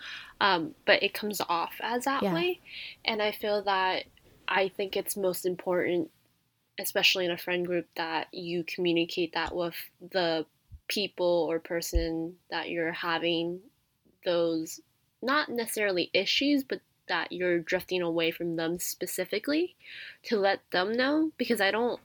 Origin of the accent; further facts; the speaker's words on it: United States; we're from the South Bay